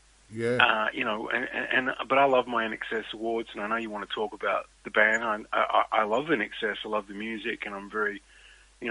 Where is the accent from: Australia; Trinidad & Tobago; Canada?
Australia; as an Australian